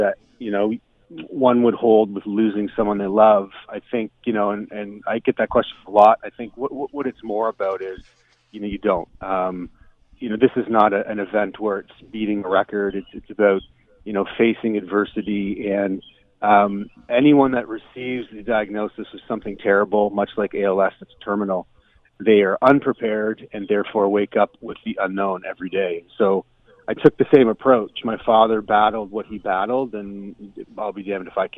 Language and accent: English; Milton, Ontario, Canada; I grew up in Milton